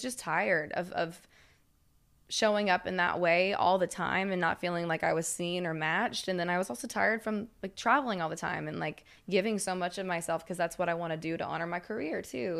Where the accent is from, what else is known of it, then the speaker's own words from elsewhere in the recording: Knoxville, Tennessee, United States; I'm from Knoxville